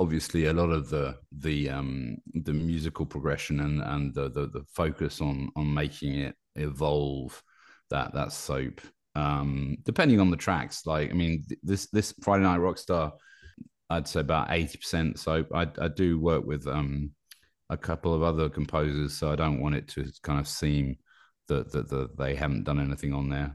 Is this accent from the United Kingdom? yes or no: yes; United Kingdom; also born or lived in Paris, France; now in Normandy, France; I'm British, but I live in Paris